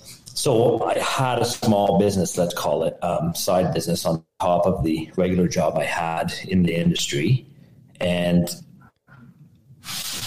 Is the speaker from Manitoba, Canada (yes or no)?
no; Ottawa, Ontario, Canada; I'm from Ottawa, Canada